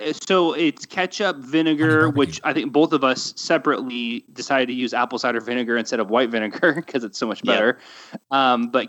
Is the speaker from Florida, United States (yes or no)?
yes; Florida, United States; I'm from Florida and my wife is half Cuban.